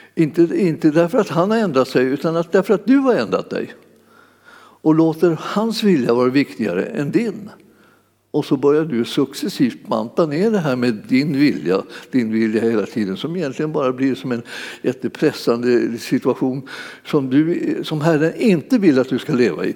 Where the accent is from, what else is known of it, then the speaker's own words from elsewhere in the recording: Sweden; föddes vi så småningom när de hade flyttat hem till Sverige